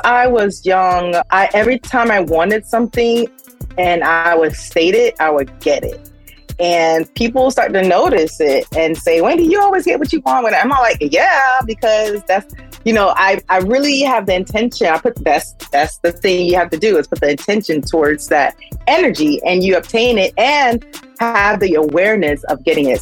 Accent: Miami, Florida, United States; also born or lived in Sunrise, Florida; I'm from Miami, 305

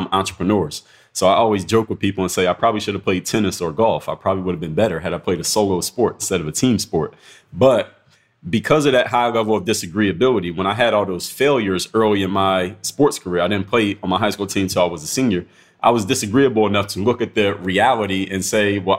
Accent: United States; As an American

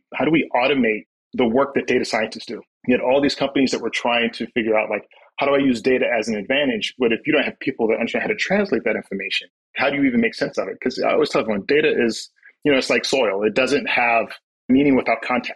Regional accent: South Carolina, United States; moved away as an adult; also born or lived in New York City; I am originally from South Carolina. I'm from the outskirts of a small town. I will tell you that we had two traffic lights

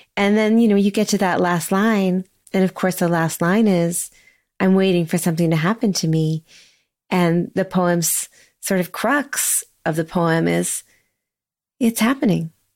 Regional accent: Sonoma, California, United States; moved away as an adult; also born or lived in Seattle, Washington / New York City; now in Lexington, United States; I was born and raised in Sonoma, California

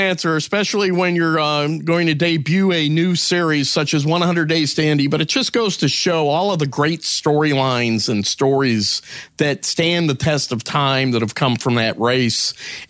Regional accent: Canada; So as a Canadian, the 95 Indianapolis 500 has to stand out because Quebec's Jacques Villeneuve won the race

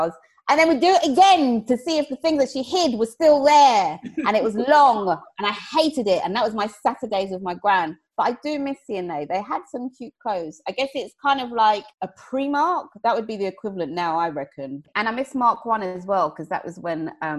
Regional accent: Watford, East of England, United Kingdom; I grew up in Watford

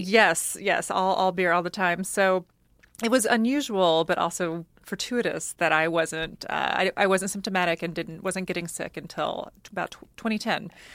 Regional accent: United States; moved away; also born or lived in Oklahoma / Texas; I grew up, you know, in Oklahoma and Texas, and I'm Cajun

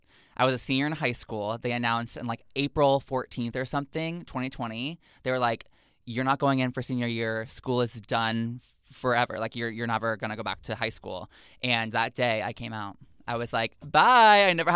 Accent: Texas, United States; Growing up in Texas, when people ask me what that's like, because people are always like, oof, like that must have sucked, you know?

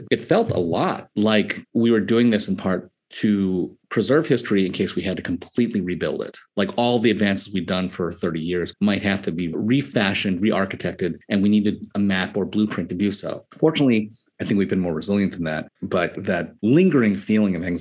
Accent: New York City, New York, United States; moved away as an adult; now in Los Angeles, United States; growing up in Staten Island in a largely white community and experiencing Asian Americanness

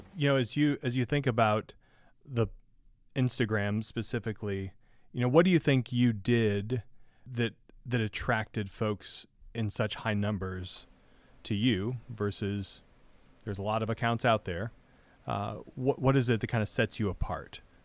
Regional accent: Michigan, United States; moved away; growing up in Michigan

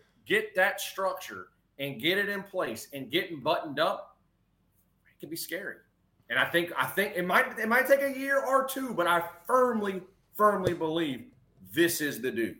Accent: Metairie, Louisiana, United States; moved away as an adult; also born or lived in Mandeville, Louisiana; now in Alexandria, United States; I have spent most of my life in South. I'm born in East Jefferson General Hospital in Metairie, lived in Metairie, went to Fountain Blue High School. I'm from Mandeville. My folks live in Mandeville, Madisonville, and Destin.

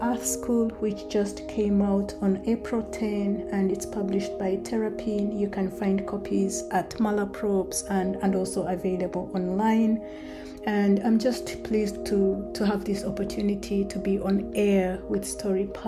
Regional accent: Kabale, Western Region, Uganda; moved away; the time when I was growing up in Kabale in Uganda

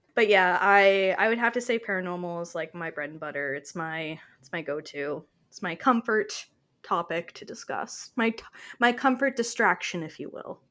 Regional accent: Canada; I am her Canadian counterpart

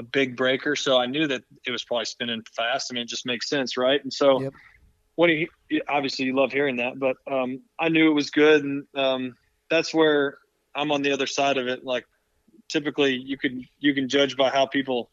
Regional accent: Cleveland, Ohio, United States; moved away; growing up in Cleveland

